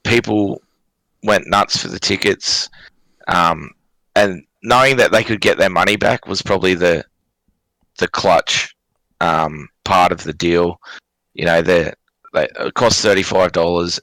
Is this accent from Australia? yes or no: yes; Cairns, Queensland, Australia; I'm from Cairns